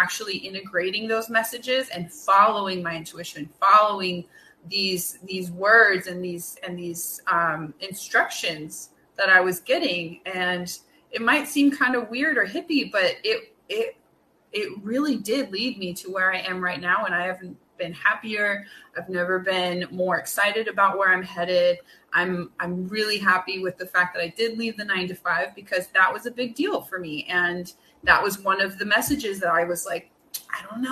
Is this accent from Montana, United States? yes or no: no; California, United States; moved away as an adult; now in New York, United States; I am now living in New York. I am a Californian at heart.